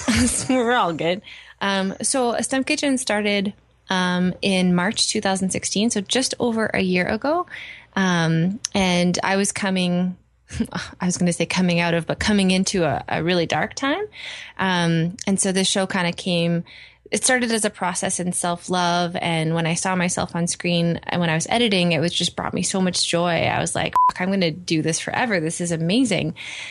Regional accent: Edmonton, Alberta, Canada; I did, yeah. Born and raised.

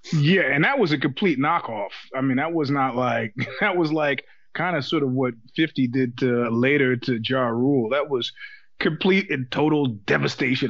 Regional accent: New York, United States; now in California, United States; as a New Yorker

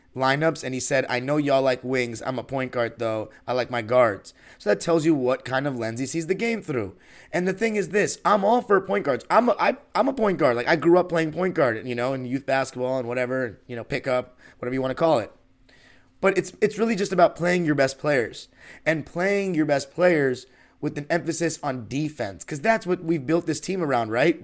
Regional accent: Los Angeles, California, United States; From Los Angeles, born and raised

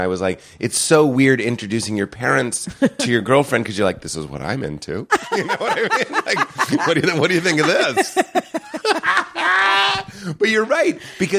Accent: Ireland; As an Irish person, I find that we're hard-headed and we'll sit on something for a long time, too, that in a similar way.

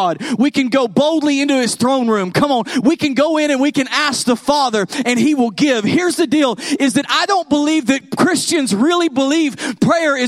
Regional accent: Texas, United States; I'm from Texas

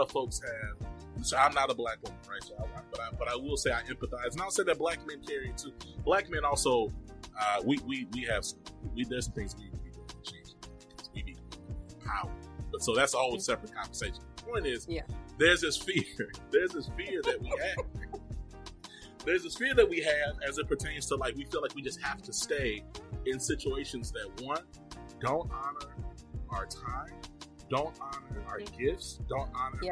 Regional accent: Rome, Georgia, United States; also born or lived in Mississippi; I was born in Rome, Georgia

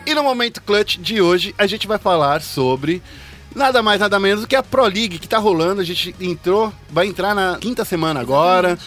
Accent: Brazil; A gente é brasileiro

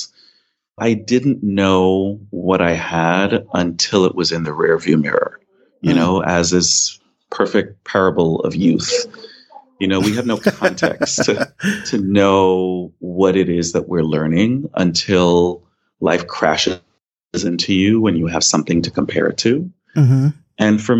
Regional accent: New York City, New York, United States; also born or lived in Grenada; The first decade of my life, I lived here. And then my mother and I moved to Brooklyn. I grew up in East Flatbush in a West Indian neighborhood.

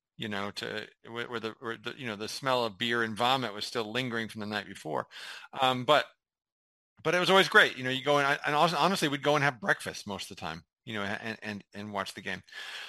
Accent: California, United States; I grew up in California, so that meant 10 a.m. and then the West Coast games would be at 1 o'clock.

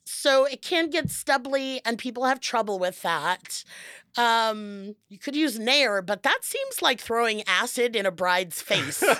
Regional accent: Los Angeles, California, United States; I, I'm from Los Angeles

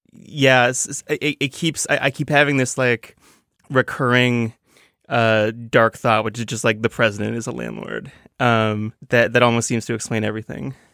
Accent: Toronto, Ontario, Canada; now in New York, United States; I'm from Toronto, a, a very big town

